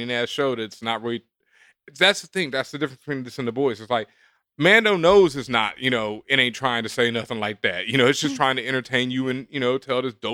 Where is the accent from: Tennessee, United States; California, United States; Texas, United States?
Texas, United States; Houston; now in New York, United States; I'm from Houston